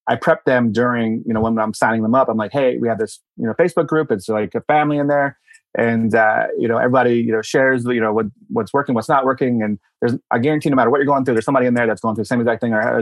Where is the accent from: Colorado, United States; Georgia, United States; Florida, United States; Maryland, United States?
Maryland, United States; Baltimore; moved away; I'm from Baltimore originally